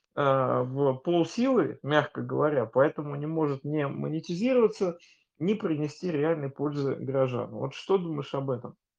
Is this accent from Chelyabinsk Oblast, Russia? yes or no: no; Saint Petersburg, Russia; как петербуржец